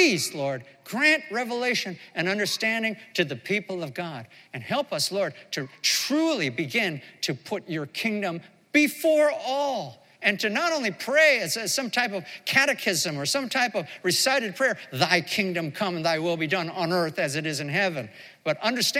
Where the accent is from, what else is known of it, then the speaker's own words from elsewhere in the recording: United States; moved away as an adult; one American-born, American-raised, but no longer a resident of this country. In fact, we haven't lived in this country for more than 35 years